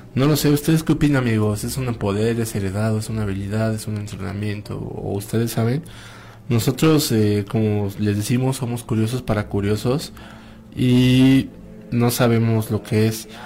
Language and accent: Spanish; Toluca, State of Mexico, Mexico; desde acá de Toluca